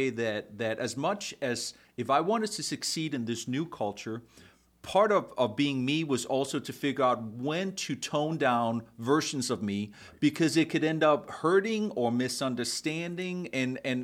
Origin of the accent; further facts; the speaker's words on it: Denmark; moved away as an adult; now in United States; I was born and raised in Denmark. And so when I moved to America almost 20 years ago